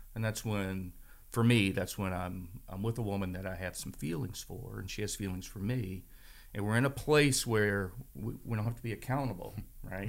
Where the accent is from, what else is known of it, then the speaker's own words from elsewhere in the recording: Strasburg, Virginia, United States; also born or lived in Frederick County, Virginia; I grew up in Stroudsburg, Virginia